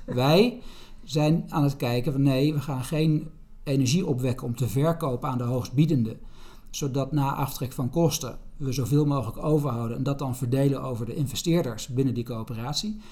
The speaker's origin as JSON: {"language": "Dutch", "country": "Netherlands", "said": "als Nederlanders"}